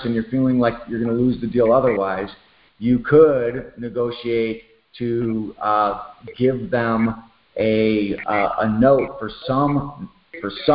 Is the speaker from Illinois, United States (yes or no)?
yes; Chicago, Illinois, United States; moved away; I'm from Chicago, actually, originally